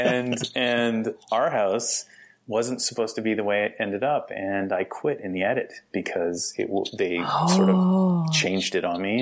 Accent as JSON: {"language": "English", "region": "Alberta", "country": "Canada", "also_born_or_lived": "Toronto", "moved": "as an adult", "said": "I'm some kid from Alberta, Canada"}